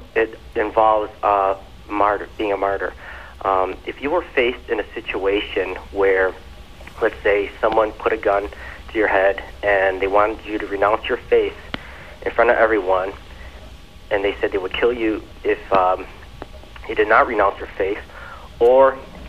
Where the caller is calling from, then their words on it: Evergreen Park, Illinois, United States; I'm calling from Evergreen.